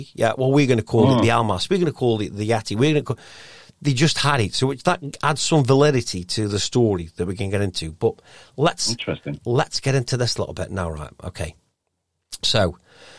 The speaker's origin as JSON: {"language": "English", "town": "Stoke-on-Trent", "region": "West Midlands", "country": "United Kingdom", "said": "I am from Stoke"}